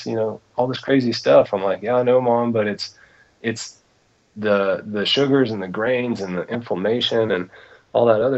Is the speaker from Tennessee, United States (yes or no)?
yes; East Tennessee, United States; I grew up in East Tennessee, actually, so I'm kind of a Southern boy myself